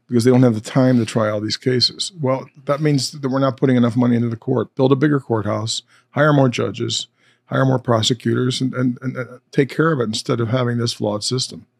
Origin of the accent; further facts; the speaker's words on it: North Olmsted, Ohio, United States; also born or lived in Independence, Missouri; I was born in Independence, Missouri. Uh, but at three years old, my family moved to North Olmsted, Ohio, basically Cleveland, Ohio. And, uh, I've been in that area the, you know, ever since I was three